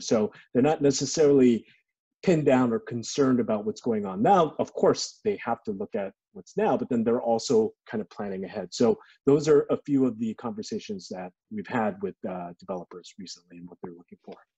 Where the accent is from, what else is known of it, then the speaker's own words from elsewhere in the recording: Los Angeles, California, United States; I grew up in LA. Uh, I grew up in Koreatown